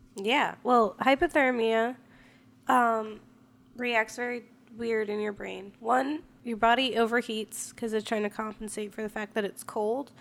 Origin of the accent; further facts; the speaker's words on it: Florida, United States; moved away; I'm from Florida. And we don't have snow there